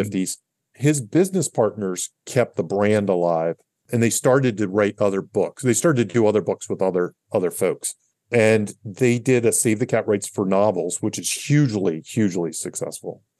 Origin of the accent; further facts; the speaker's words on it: Catonsville, Maryland, United States; I'm from Catonsville, Maryland